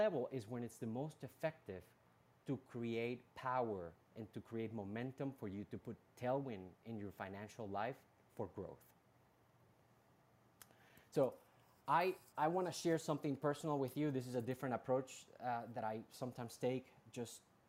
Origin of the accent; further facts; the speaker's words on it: Colombia; moved away as an adult; also born or lived in Bronx, New York, United States; now in United States; I was actually born and raised in Colombia, in South America